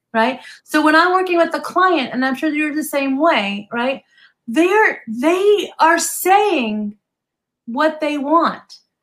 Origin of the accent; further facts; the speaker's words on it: New Jersey, United States; now in Southern California, United States; I grew up in New Jersey